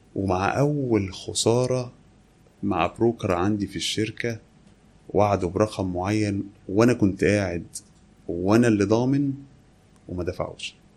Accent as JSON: {"language": "Arabic", "town": "Kafr El Dawwar", "region": "Beheira", "country": "Egypt", "tie": "born or raised there", "moved": "yes", "lives_now": "Alexandria, Egypt", "said": "انا مسقط راسي كفر الدوار بحيره"}